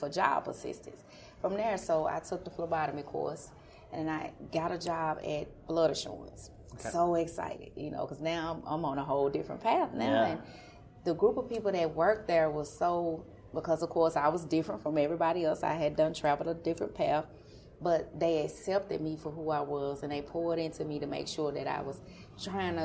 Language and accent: English; Chattanooga, Tennessee, United States; I'm from Chattanooga originally